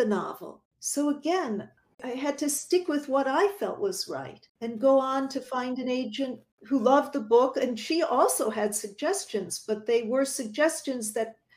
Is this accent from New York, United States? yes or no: yes; Buffalo, New York, United States; now in New York City, United States; my hometown of Buffalo, New York